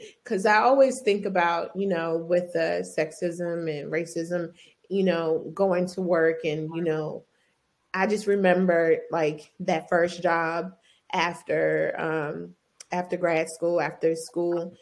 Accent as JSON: {"language": "English", "town": "Orangeburg", "region": "South Carolina", "country": "United States", "tie": "born or raised there", "said": "I'm from Orangeburg, South Carolina, from the blackity blackest town in South Carolina."}